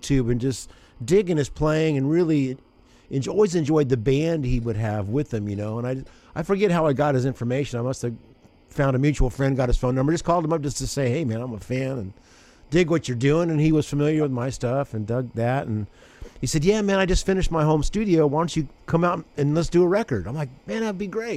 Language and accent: English; Southern Indiana, United States; I grew up in Indiana, so I remember. We wouldn't get like Chicago, but Southern Indiana